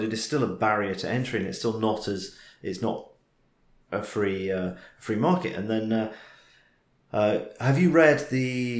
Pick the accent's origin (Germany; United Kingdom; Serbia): United Kingdom; it's partly, okay, being British, it's partly a class thing